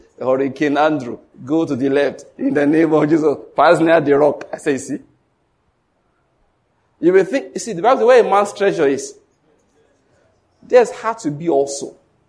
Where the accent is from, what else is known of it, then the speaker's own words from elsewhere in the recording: Ondo, Nigeria; I'm from Ondo State.